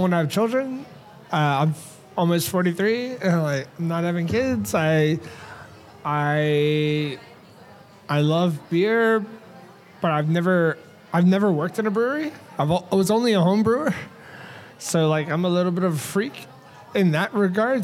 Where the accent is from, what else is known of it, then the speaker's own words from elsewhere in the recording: United States; as an American